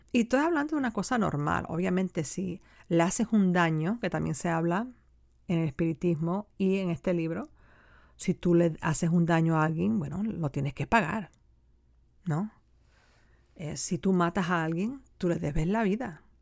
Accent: United States; esta no es mi tierra, ¿no? La tierra de mis ancestros, debería decir. Es mi tierra, pero no la tierra de mis ancestros

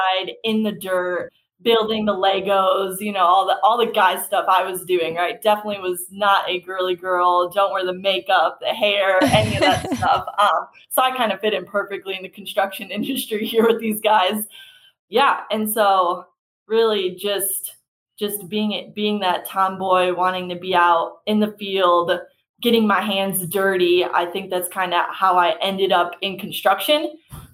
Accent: Buffalo, New York, United States; moved away as an adult; I grew up in Buffalo, New York

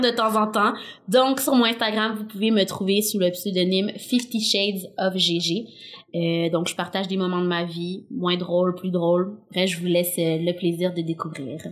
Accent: Saint-Basile-le-Grand, Quebec, Canada; accent: joual; j'ai grandi dans une école à majorité blanche dans la belle ville de Saint-Basile-le-Grand

